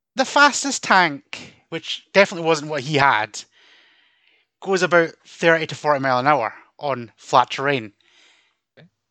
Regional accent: Scotland, United Kingdom; we Scottish talk Scottish, and we've got about 30 different dialects up here.

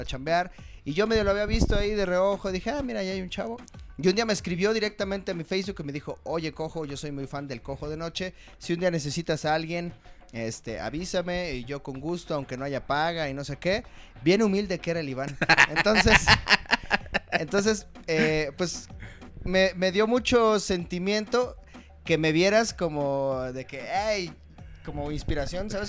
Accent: Chimalhuacán, State of Mexico, Mexico; moved away; desde que me salí de Chimalhuacán

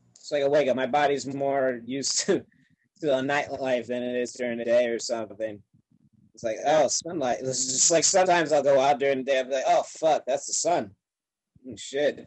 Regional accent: Upstate New York, United States; I'm a New Yorker, but I'm upstate, which is like foreign country to a lot of them

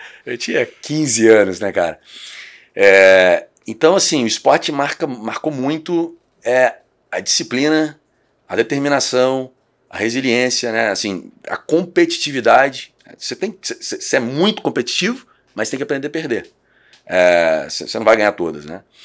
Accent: Cachoeiro de Itapemirim, Espírito Santo, Brazil; moved away as an adult; now in Vitória, Brazil; sou, de Cachoeiro

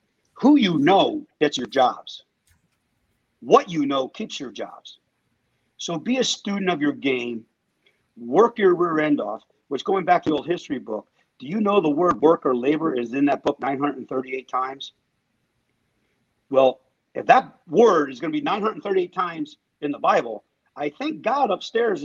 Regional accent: Pennsylvania, United States; moved away; I grew up in Pennsylvania

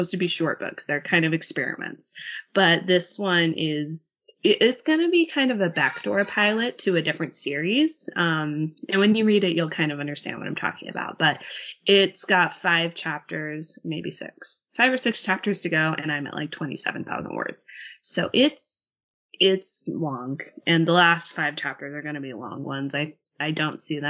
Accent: Utah, United States; moved away; I grew up in Utah

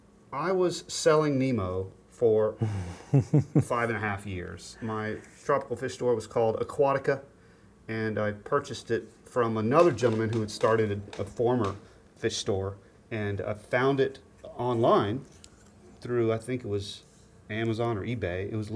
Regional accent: Tallahassee, Florida, United States; born there; now in Raleigh, United States; I was born in Tallahassee, Florida. Went to school ended up going to Birmingham, Alabama, and then school at Clemson, South Carolina.

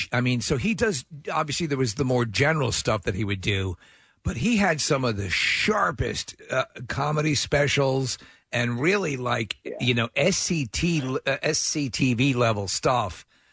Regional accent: New York, United States; the antiseptic thing is weird because I'm from New York and my wife has a very Long Island dialect and everyone tells me I have sort of an antiseptic speech pattern

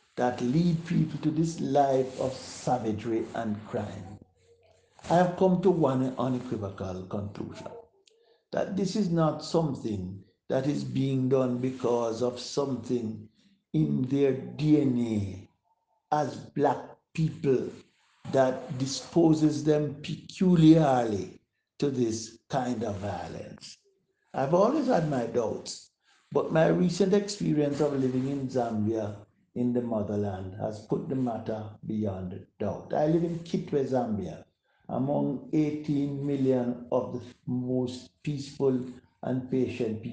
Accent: Jamaica; our fellow Jamaicans

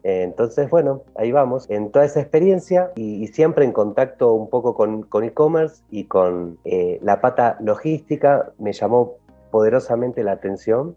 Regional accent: Argentina; moved away as an adult; now in Mexico City, Mexico; soy argentino, se habrán dado cuenta un poco por la melodía de la voz y, y vivo aquí en Ciudad de México hace un poquito más de tres años

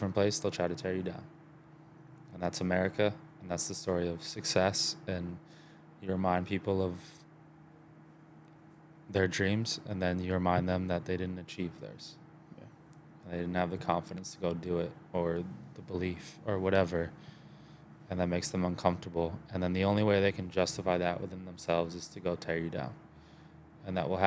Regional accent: Baltimore, Maryland, United States; now in Texas, United States; I grew up in Baltimore. Like, I lived in the city, lived in the suburbs, split time between the two.

